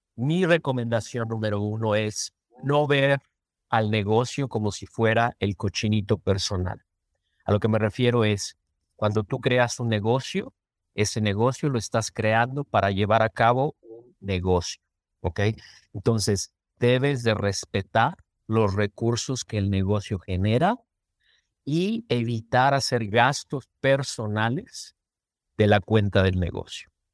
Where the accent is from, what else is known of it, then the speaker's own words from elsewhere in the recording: Mexico; moved away as an adult; now in Minnesota, United States; yo como mexicano